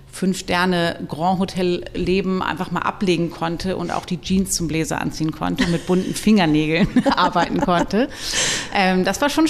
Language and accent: German; Lower Saxony, Germany; now in Hamburg, Germany; ich komme ursprünglich aus dem Landkreis Hannover